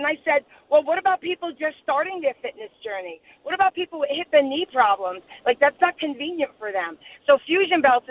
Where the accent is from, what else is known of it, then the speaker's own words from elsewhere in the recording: Jersey City, New Jersey, United States; moved away as an adult; now in Florida, United States; I'm from Jersey City, New Jersey. I'm a nurse. And I moved down to Florida a few years ago